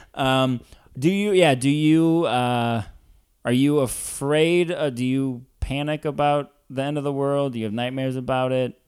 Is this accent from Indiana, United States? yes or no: no; Columbia, Missouri, United States; also born or lived in Ferguson, Missouri / Saint Louis, Missouri; now in Chicago, United States; grew up in Columbia, where Mizzou is